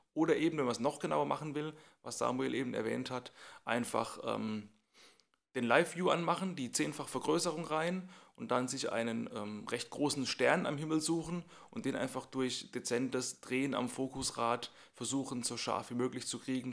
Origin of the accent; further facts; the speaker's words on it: Mannheim metropolitan area, Baden-Württemberg, Germany; da, wo ich herkomme, ich bin ja im Großraum Mannheim hier